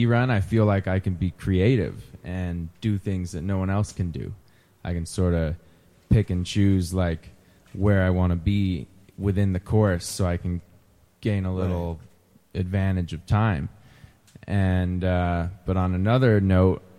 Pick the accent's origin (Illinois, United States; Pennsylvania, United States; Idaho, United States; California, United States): California, United States; Truckee; I grew up in Truckee, California.